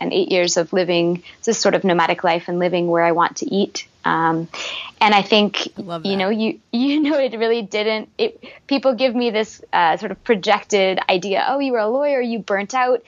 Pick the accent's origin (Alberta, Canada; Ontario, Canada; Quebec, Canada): Quebec, Canada; Montreal; I was from Montreal, grew up there.